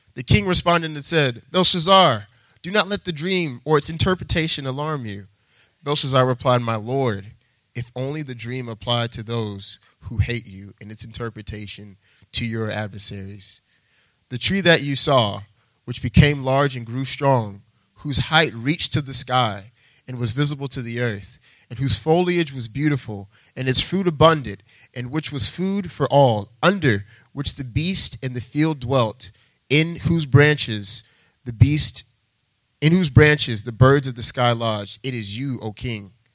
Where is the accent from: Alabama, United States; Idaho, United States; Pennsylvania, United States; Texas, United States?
Texas, United States; moved away as an adult; now in Boston, United States; I'm actually not from Boston, I'm from Texas